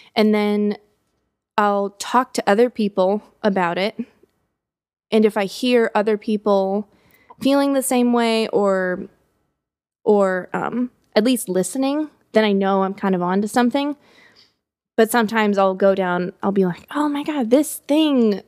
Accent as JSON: {"language": "English", "country": "United States", "said": "being an American"}